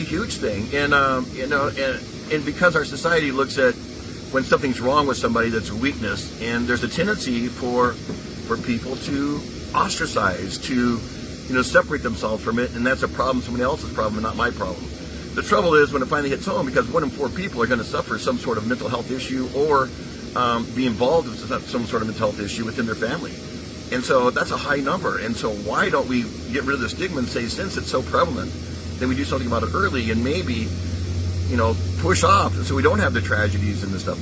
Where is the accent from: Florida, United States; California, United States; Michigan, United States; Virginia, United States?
California, United States; Southern; moved away as an adult; also born or lived in Texas / Utah / Detroit; I was born in Texas, but I, I grew up in Southern California